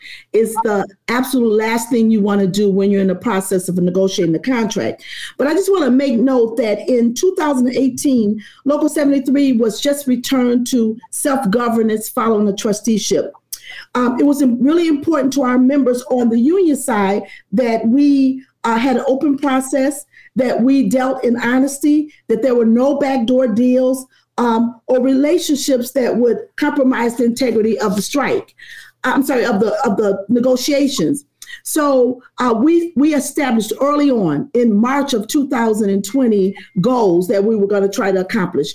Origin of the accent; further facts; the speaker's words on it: the South, United States; now in Chicago, United States; I'm originally a Southerner